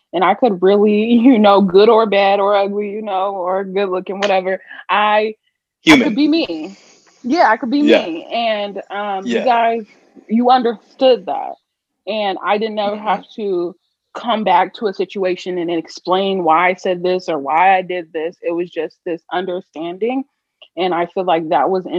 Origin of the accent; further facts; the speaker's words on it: Indiana, United States; moved away as an adult; also born or lived in Puerto Rico; where I grew up, we're about business in Indiana